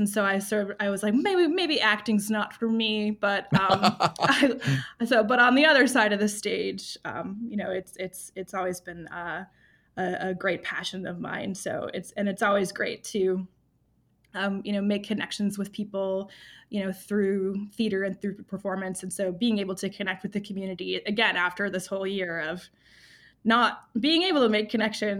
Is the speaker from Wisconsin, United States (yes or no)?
yes; Wisconsin, United States; also born or lived in Chicago / New York / Arizona; now in Lincoln, United States; I moved here from Arizona, but I am originally from the Midwest, so this really cold weather is not too surprising to me. you know, I'm mostly Wisconsin